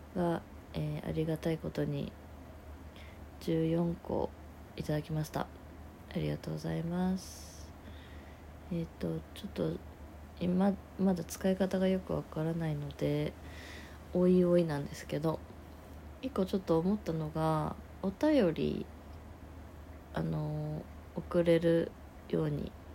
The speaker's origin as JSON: {"language": "Japanese", "region": "rural Aichi Prefecture", "country": "Japan", "tie": "born or raised there", "moved": "yes", "lives_now": "Tokyo, Japan", "said": "私田舎出身で愛知県の田舎で出身なんですけど"}